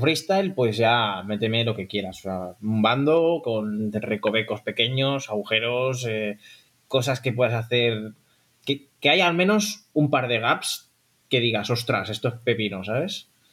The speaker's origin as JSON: {"language": "Spanish", "town": "Barcelona", "region": "Catalonia", "country": "Spain", "said": "Somos de Barcelona"}